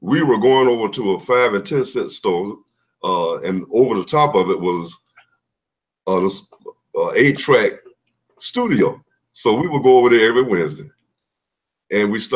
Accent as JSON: {"language": "English", "town": "Savannah", "region": "Georgia", "country": "United States", "tie": "born or raised there", "also_born_or_lived": "Atlanta, Georgia", "said": "my home is Savannah, Georgia"}